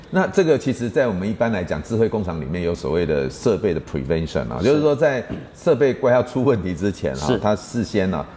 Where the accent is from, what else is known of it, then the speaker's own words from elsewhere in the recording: Taiwan; 我们台湾人